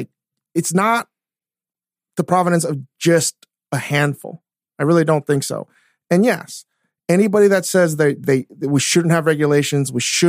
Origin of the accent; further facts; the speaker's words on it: Japan; I came from Japan. I figured out a way to do this.